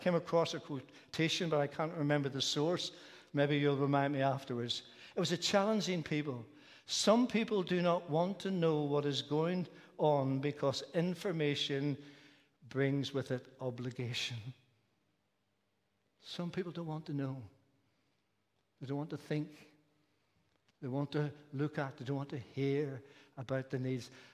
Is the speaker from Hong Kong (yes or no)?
no; Belfast, Northern Ireland, United Kingdom; The church I was brought up in Belfast when I was younger was a large Presbyterian church